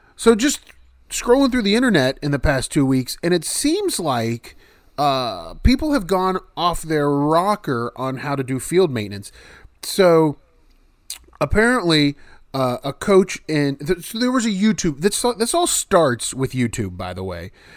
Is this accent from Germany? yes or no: no; West Virginia, United States; my home state's West Virginia.